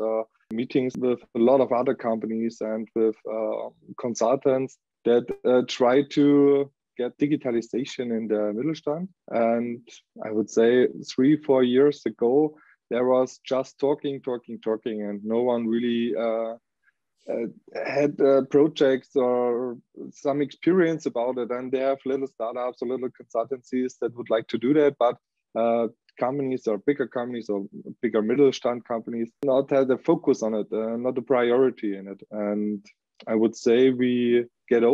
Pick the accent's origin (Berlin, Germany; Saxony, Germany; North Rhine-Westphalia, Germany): Saxony, Germany; Leipzig; moved away as an adult; now in Ingolstadt, Germany; we are from Leipzig in Saxony. And today, yes, since more than half a year, 1.5 years, we are in nearby Ingolstadt